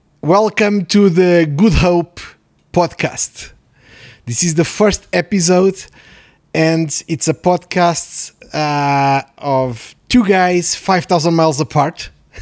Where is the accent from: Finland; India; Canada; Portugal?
Portugal; also born or lived in Mozambique; So I'm Portuguese. I was born in Mozambique. So I'm almost calling to my origins, so because South Africa is neighboring country.